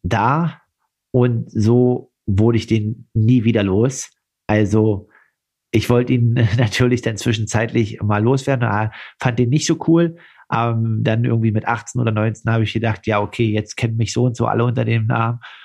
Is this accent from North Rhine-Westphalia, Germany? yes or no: no; Altmark, Saxony-Anhalt, Germany; in meiner Heimat Altmark